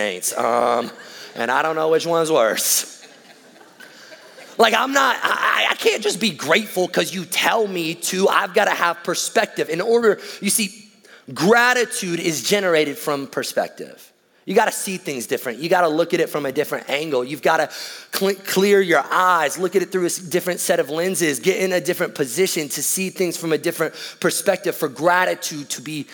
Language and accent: English; the South, United States; we're from the South